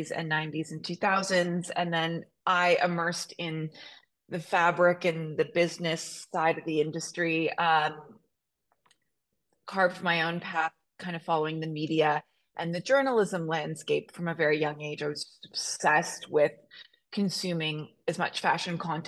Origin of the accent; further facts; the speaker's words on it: Toronto, Ontario, Canada; I grew up in Toronto